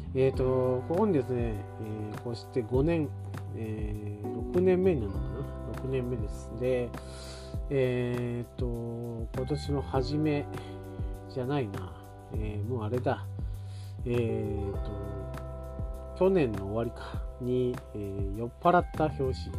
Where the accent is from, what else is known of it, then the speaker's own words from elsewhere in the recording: Oita area, Japan; うちの田舎今地元も近いですけど地元もね、えー、共同アンテナっていうあの文化があって